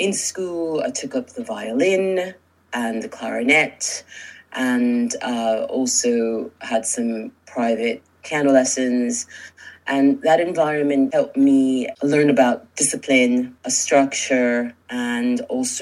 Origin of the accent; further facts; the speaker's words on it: New York City, New York, United States; I'm from New York originally, born and raised in New York City. I'm the daughter of Cuban immigrants.